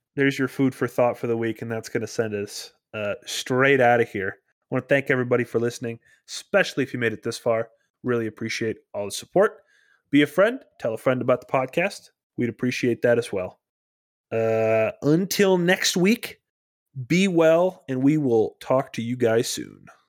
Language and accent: English; Minnesota, United States; I'm a Minnesotan